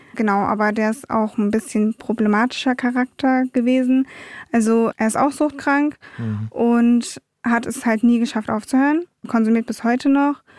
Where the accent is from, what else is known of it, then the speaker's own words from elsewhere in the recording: Wiesbaden, Hesse, Germany; also born or lived in Munich; ich bin in München geboren, in Wiesbaden aufgewachsen